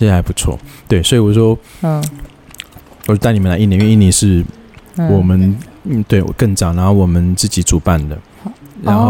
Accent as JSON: {"language": "Chinese", "country": "Taiwan", "accent": "Taiwanese Mandarin", "said": "台湾国语就出来。"}